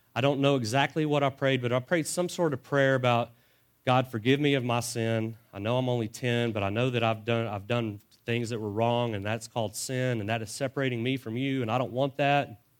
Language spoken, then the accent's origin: English; Dallas, Texas, United States; I was born in Dallas, and we spent most of my elementary and junior high years in the Dallas Fort Worth area